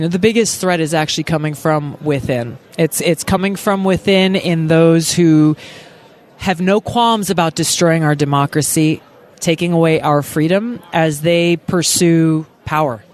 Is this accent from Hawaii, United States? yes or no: yes; Hawaii, United States; my home state of Hawaii